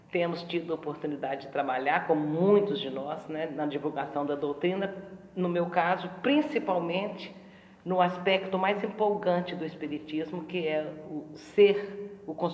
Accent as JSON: {"language": "Portuguese", "town": "Pedro Leopoldo", "region": "Minas Gerais", "country": "Brazil", "tie": "born or raised there", "said": "Eu nasci em Minas Gerais, na cidade de Pedro"}